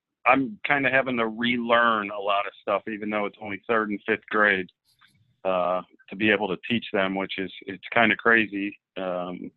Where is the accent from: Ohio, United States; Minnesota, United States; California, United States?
Ohio, United States; Akron; I grew up in Akron, Ohio, a suburb of Akron, Ohio, and played all sports growing up